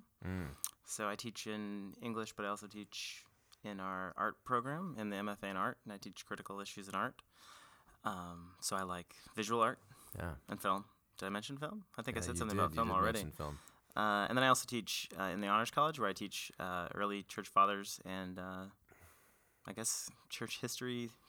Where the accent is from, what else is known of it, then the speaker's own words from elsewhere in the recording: Portland, Oregon, United States; moved away; also born or lived in Chicago; I hail from Portland, Oregon, originally.